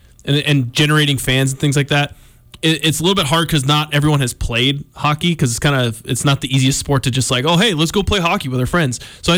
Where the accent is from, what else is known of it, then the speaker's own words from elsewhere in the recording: San Diego, California, United States; now in Montana, United States; I grew up in the San Diego area